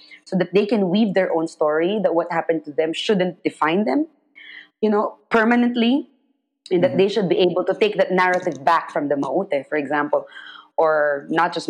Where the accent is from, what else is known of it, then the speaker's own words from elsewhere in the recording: Philippines; I'm Filipino and I tell the stories of my own country, of my own people